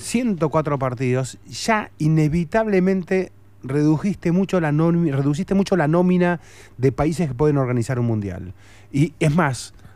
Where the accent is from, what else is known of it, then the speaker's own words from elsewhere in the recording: Argentina; Somos argentinos